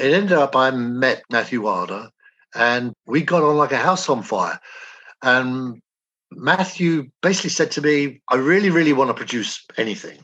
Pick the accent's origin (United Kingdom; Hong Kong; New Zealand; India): United Kingdom; England; moved away as an adult; which I grew up with in England.